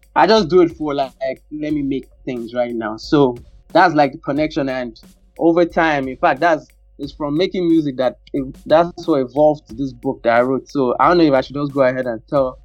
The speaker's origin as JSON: {"language": "English", "country": "Nigeria", "tie": "born or raised there", "said": "growing up in Nigeria"}